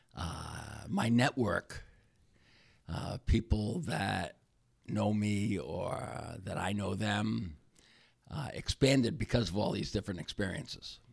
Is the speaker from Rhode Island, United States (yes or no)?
yes; Warwick, Rhode Island, United States; now in Wakefield, United States; I'm from Wakefield, Rhode Island, originally in, from Warwick, Rhode Island